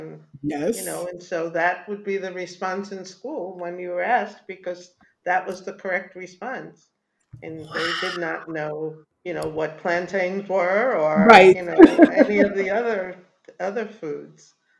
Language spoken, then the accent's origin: English; Jamaica; And you said, I'm Jamaican. They had no idea what that was.